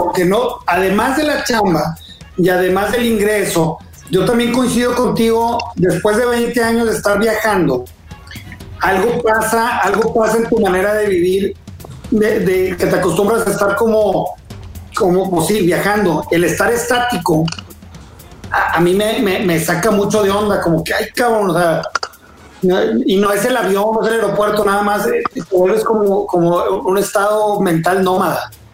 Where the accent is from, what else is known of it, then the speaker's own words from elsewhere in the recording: Monterrey, Nuevo León, Mexico; sí habemos regios chidos